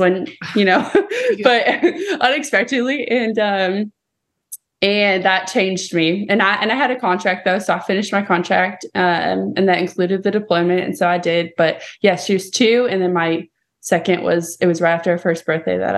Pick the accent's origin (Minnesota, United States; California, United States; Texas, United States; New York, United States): California, United States; moved away as an adult; now in Tennessee, United States; I'm actually from California